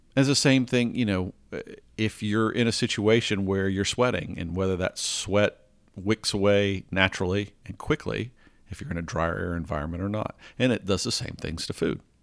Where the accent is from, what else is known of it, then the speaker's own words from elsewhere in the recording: the South of the US, United States; I grew up in the South of the U S